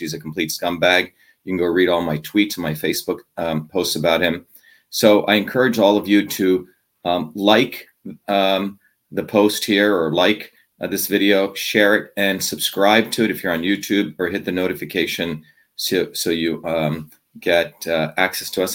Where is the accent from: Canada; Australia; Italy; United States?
United States; New Jersey; also born or lived in India; growing up in New Jersey, where I grew up